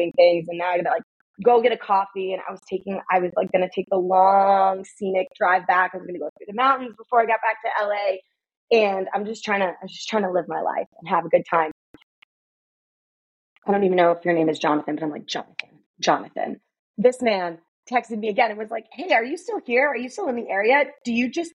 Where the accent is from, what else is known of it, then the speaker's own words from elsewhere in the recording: New York, United States; I'm from New York